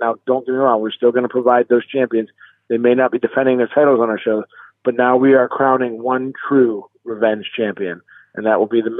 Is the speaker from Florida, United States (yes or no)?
no; Erie, Pennsylvania, United States; I was born and raised in Erie, Pennsylvania. I moved away for a while, but I'm living here again. I love my city. I'm very proud of my city. It's a smaller town, but I love it.